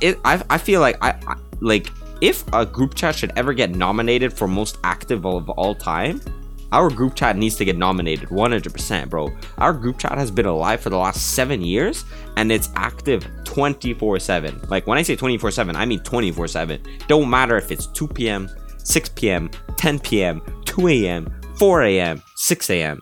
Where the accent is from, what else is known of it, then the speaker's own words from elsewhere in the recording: Canada; I'm Canadian